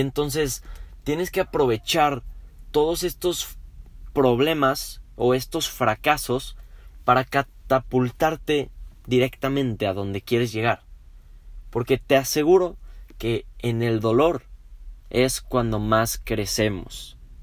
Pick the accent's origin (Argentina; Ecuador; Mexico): Mexico; somos muchos los mexicanos